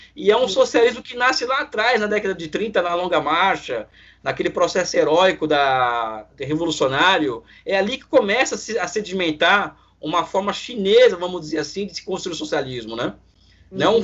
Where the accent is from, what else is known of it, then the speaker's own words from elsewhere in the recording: Brazil; eu, como brasileiro